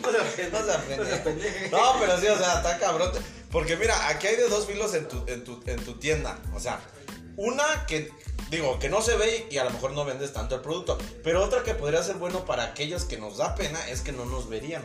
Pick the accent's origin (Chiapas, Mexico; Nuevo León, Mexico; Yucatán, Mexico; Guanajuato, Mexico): Guanajuato, Mexico; Dolores Hidalgo; somos de Dolores Hidalgo